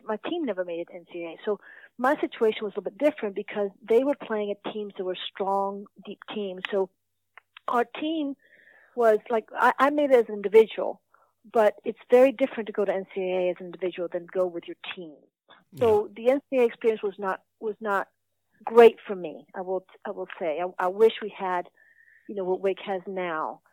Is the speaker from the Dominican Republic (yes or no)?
yes; Santo Domingo, Dominican Republic; moved away as an adult; now in United States; Santo Domingo, which is where I grew up